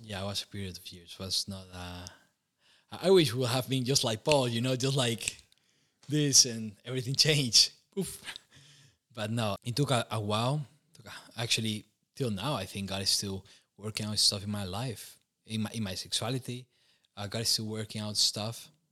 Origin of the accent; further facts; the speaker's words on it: Costa Rica; moved away as an adult; now in Romania; growing up in Costa Rica was, uh, pretty warm, and humid